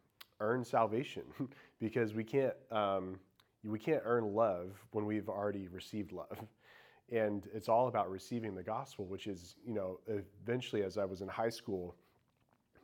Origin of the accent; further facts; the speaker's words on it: Indiana, United States; moved away as an adult; now in Charlotte, United States; I grew up in Indiana and in a very small town